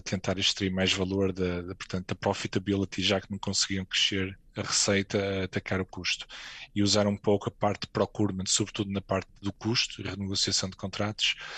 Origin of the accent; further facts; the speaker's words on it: Portugal; moved away as an adult; also born or lived in Madrid, Spain; now in Luxembourg; eu saí de Portugal em 2007